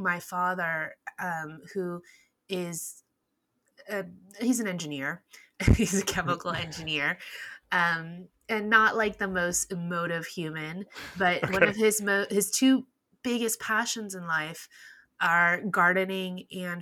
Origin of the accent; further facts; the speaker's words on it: Texas, United States; As a first-generation Chinese American, I grew up in Texas.